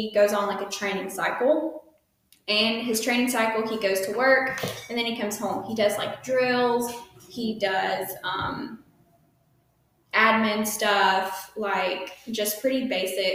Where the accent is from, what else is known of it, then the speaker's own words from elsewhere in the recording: Alabama, United States; moved away as an adult; now in Kings Bay, Georgia, United States; never coming home to Alabama, people think I'm dumb because of my accent, because I talk a little bit slower than they